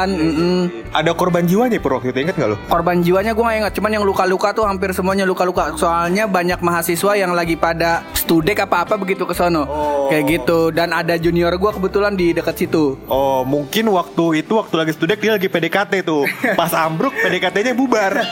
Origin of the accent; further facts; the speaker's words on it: West Sumatra, Indonesia; Itu gua orang Awak. Nah, Sumatera Barat.